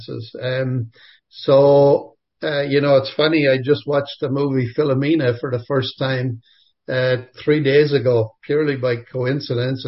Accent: Enniscorthy, Leinster, Ireland; moved away as an adult; also born or lived in Dublin, Ireland / Michigan, United States / Boxmeer, Netherlands / Montreal, Canada; now in Eganville, Canada; I grew up basically in Enniscorthy

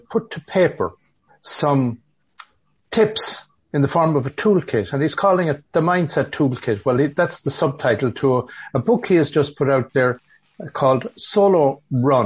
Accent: Galway, Connacht, Ireland; Me being from Galway

